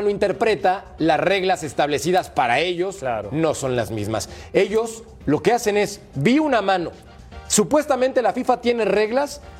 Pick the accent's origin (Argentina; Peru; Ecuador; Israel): Argentina; no van a poder porque somos argentinos, jugamos al fútbol así, nacimos así